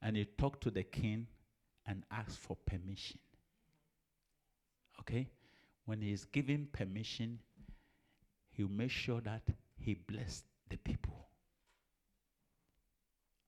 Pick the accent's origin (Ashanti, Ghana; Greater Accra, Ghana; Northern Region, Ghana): Ashanti, Ghana; Ejisu; moved away; I'm from Ejusu